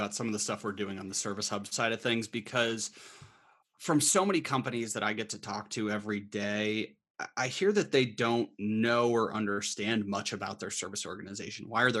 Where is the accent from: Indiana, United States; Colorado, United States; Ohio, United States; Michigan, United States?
Colorado, United States; also born or lived in Boston; I'm originally from Colorado, but was in Boston for the last 4.5 years at HubSpot HQ.